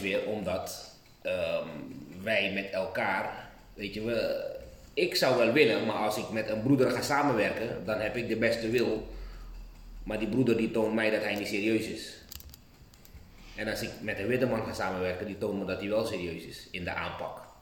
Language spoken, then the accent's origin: Dutch; Suriname; we zijn Surinamers